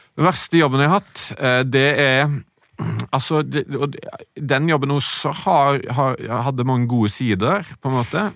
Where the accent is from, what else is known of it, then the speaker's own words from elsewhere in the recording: Sveio, Vestland, Norway; moved away; sånn vokste jeg opp i Sveio.